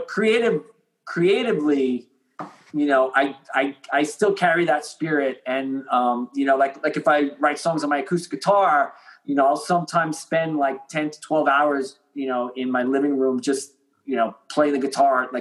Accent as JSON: {"language": "English", "area": "Long Island", "region": "New York", "country": "United States", "said": "we're from Long Island"}